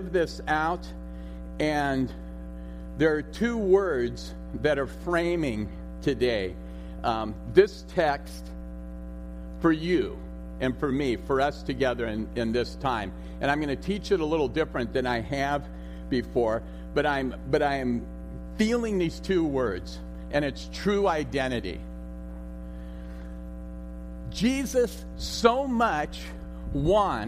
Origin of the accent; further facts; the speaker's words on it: Los Altos, California, United States; moved away; I was born and raised in Los Altos. I'm a graduate of Homestead High School.